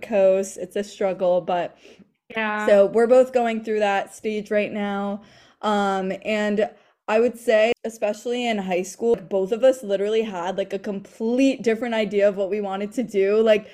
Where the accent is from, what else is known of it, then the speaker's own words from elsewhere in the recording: New Jersey, United States; Jersey girls